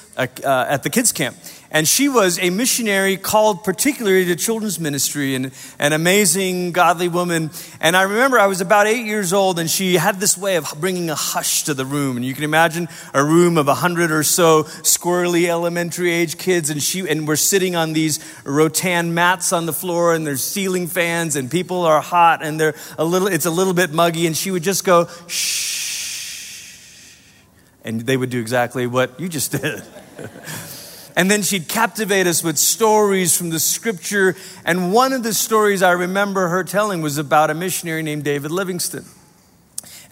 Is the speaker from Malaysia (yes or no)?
yes; Malaysia; now in United States; I was growing up in Malaysia. I was 8 years old